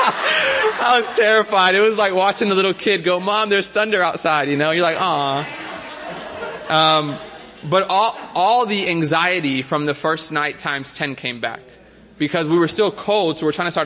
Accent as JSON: {"language": "English", "town": "Miami", "region": "Florida", "country": "United States", "tie": "born or raised there", "moved": "yes", "lives_now": "San Diego, United States", "said": "As a city boy growing up in Miami, now living in San Diego"}